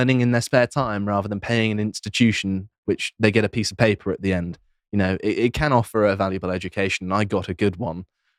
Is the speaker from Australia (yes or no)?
no; England, United Kingdom; we're English, yeah.